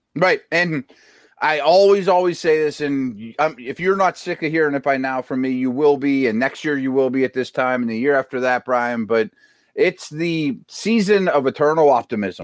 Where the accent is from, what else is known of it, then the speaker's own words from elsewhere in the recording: Pittsburgh, Pennsylvania, United States; my hometown